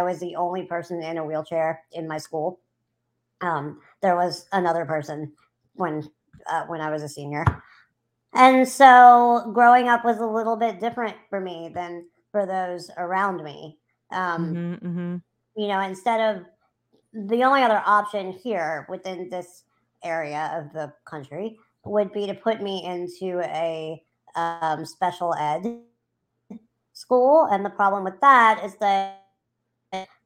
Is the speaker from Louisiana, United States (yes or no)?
yes; New Orleans, Louisiana, United States; I'm from New Orleans, Louisiana. I have lived here since I was 8 months old.